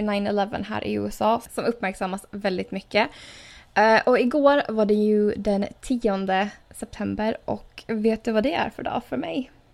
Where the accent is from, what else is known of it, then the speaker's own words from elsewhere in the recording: Åland Islands; moved away; hemma på Åland